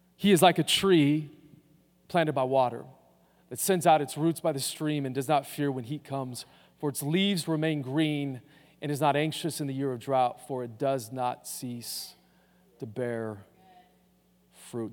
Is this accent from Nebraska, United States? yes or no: no; Boise, Idaho, United States; growing up in Boise